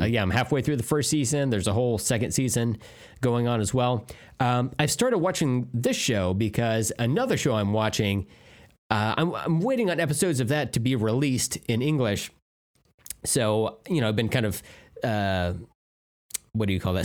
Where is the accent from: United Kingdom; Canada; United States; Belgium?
United States; me as an American